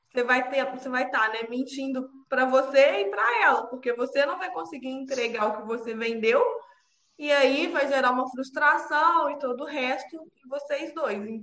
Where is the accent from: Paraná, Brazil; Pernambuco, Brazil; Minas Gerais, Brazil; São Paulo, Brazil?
Minas Gerais, Brazil; Juiz de Fora; eu tenho 29 anos, eu sou de Juiz de Fora